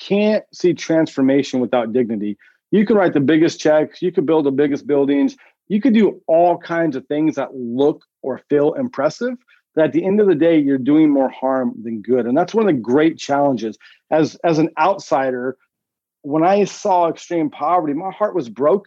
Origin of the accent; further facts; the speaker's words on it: Northern California, United States; my background growing up in Northern California.